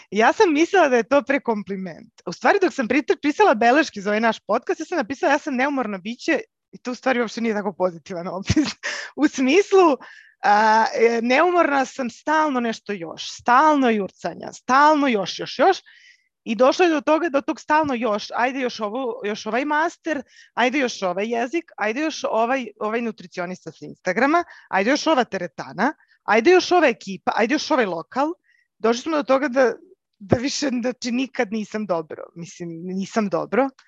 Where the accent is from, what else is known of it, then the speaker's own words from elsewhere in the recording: Belgrade, Serbia; uh, dolazim iz Beograda